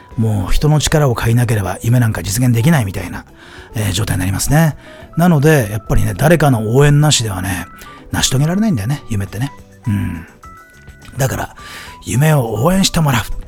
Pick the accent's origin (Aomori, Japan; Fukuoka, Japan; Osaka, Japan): Aomori, Japan; 僕 の地元の青森でね